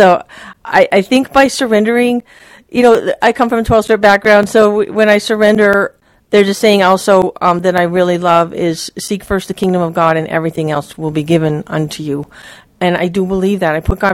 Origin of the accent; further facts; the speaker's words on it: Maui, Hawaii, United States; now in Joshua Tree, United States; I grew up on Maui